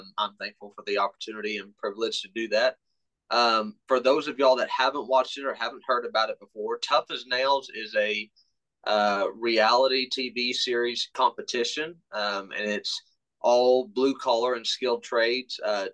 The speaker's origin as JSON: {"language": "English", "town": "Austin", "region": "Texas", "country": "United States", "tie": "born or raised there", "moved": "as an adult", "lives_now": "Churchill, Tennessee, United States", "said": "Born and raised in Austin, Texas"}